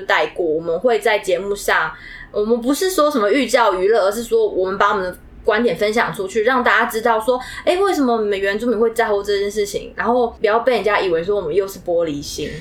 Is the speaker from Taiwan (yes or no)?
yes; Taiwan; 我从小就是别人说的都市原住民，都原